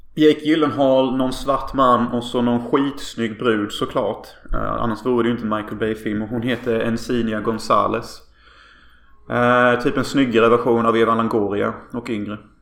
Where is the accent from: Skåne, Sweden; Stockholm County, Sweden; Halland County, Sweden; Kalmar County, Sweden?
Halland County, Sweden; Hyltebruk; vi växte upp i Hyltebruk